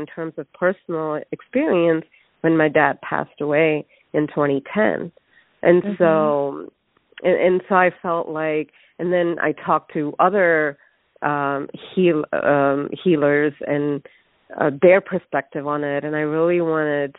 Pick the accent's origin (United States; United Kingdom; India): India; moved away; I'm originally from India, and we don't view death, at least in my family and what I was surrounded by, even as a child, it's open